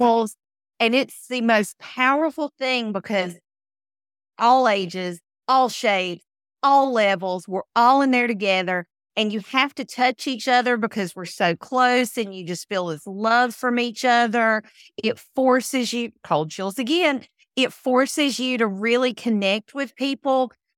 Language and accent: English; United States; accent: Southern; I grew up in the country, I grew up in Wilkes County